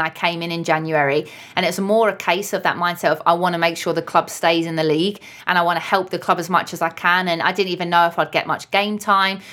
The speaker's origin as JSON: {"language": "English", "region": "London", "country": "United Kingdom", "moved": "yes", "lives_now": "Liverpool, United Kingdom", "said": "I'm an adopted Scouser, I'm from London"}